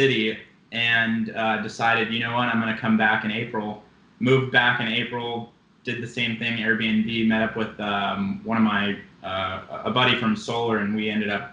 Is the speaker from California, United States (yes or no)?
yes; Rancho Cucamonga, California, United States; moved away as an adult; also born or lived in Pomona, California; now in Chicago, United States; But for the past 25 years, or at least till I was 18, am from Rancho Cucamonga